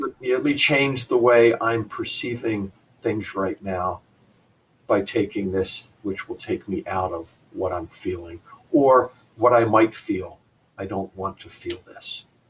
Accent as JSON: {"language": "English", "region": "New Jersey", "country": "United States", "tie": "born or raised there", "said": "my family of origin growing up in New Jersey"}